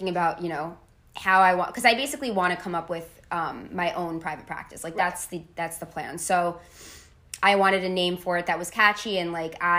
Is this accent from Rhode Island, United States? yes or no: no; Tenafly, New Jersey, United States; I grew up in Tenafly, New Jersey